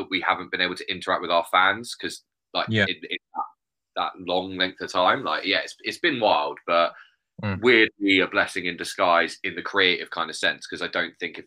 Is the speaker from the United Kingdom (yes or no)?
yes; Bournemouth, South West England, United Kingdom; also born or lived in Poole; I'm from Bournemouth. I'd say Bournemouth.